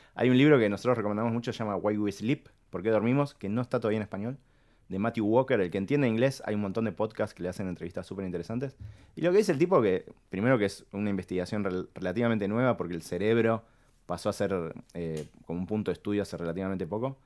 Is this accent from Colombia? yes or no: no; Argentina; somos latinos, somos argentinos